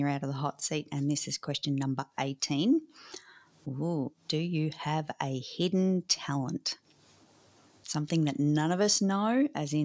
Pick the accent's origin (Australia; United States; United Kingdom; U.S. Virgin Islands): Australia; as all Aussie kids growing up